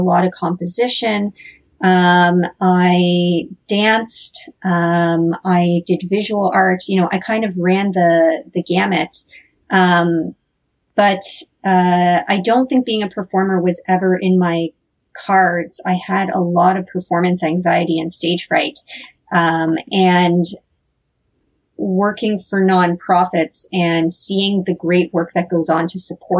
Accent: Northern Ontario, Canada; also born or lived in Toronto; now in Hamilton, Canada; I grew up in Northern Ontario

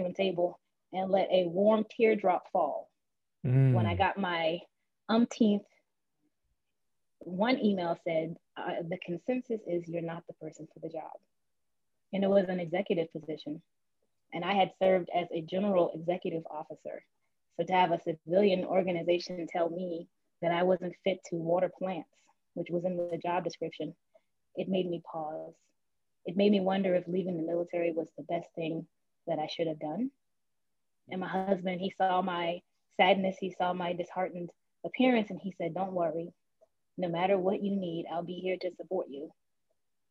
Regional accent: Charleston, South Carolina, United States; I'm from Charleston, South Carolina, born and raised.

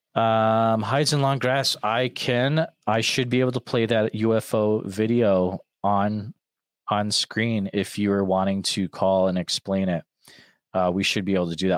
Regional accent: Massachusetts, United States; accent: Massachusetts; moved away; I used to live out in Massachusetts

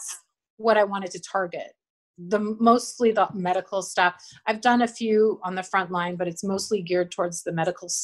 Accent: small town outside of Calgary, Alberta, Canada; also born or lived in New York City, United States; now in Los Angeles, United States; a small town outside of Calgary. But yeah, my family's now in Kelowna

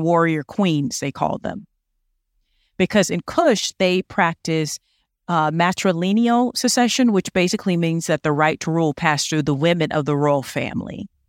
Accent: United States; accent: American; my American accent

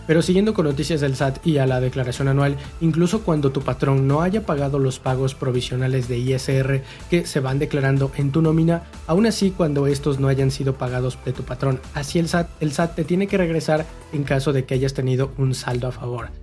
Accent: Mexico; de nosotros como mexicanos

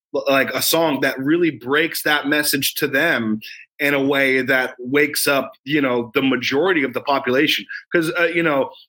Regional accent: United States; I love being an American. I love America

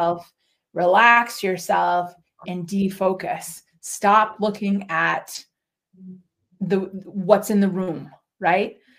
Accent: Minneapolis, Minnesota, United States; also born or lived in New England / New Hampshire / Oregon; now in West Coast, United States; I grew up in Minneapolis

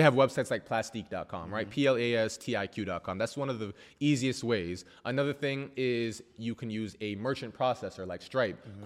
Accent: New York, United States; I'm from New York.

